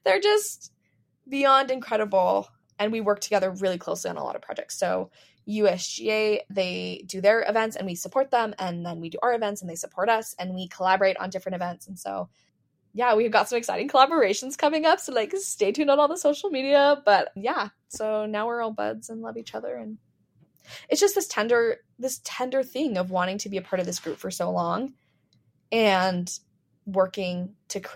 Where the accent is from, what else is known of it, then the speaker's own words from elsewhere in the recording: Medford, Oregon, United States; moved away; also born or lived in Utah; I grew up in Medford, Oregon